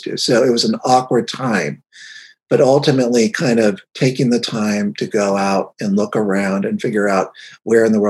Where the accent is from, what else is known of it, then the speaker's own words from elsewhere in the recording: Cincinnati, Ohio, United States; I grew up in Cincinnati, Ohio